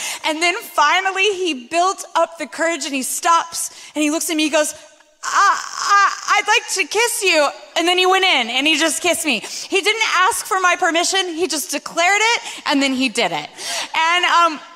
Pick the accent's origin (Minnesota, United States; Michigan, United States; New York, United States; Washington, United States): Washington, United States; Spokane; moved away; also born or lived in Sydney, Australia; I grew up in Spokane, Washington